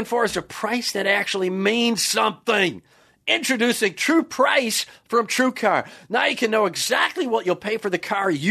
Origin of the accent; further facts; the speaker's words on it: Wisconsin, United States; moved away; I'm originally from Wisconsin, Cheddar Falls, Wisconsin.